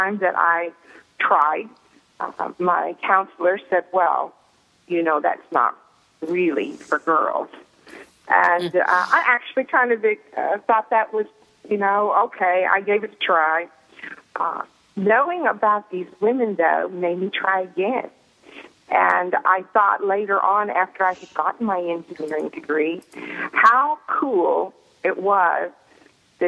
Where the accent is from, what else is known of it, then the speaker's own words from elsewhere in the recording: Fort Smith, Arkansas, United States; now in Pittsburgh, United States; I'm calling from Pittsburgh, but of course, you know I'm from Fort Smith, Arkansas, originally.